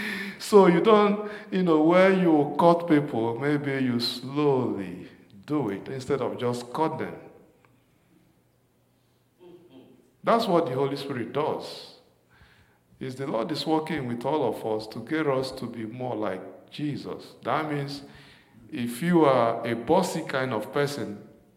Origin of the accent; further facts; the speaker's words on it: Nigeria; moved away; growing up in Nigeria